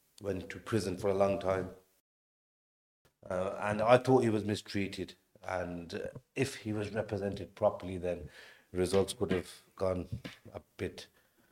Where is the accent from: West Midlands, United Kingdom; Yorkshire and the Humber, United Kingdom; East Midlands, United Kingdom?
West Midlands, United Kingdom; Birmingham; Born and bred in Birmingham